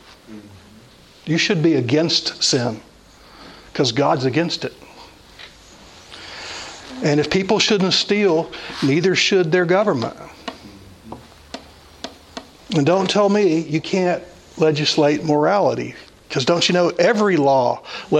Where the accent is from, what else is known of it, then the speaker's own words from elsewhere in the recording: United States; I am an American, but that's my secondary citizenship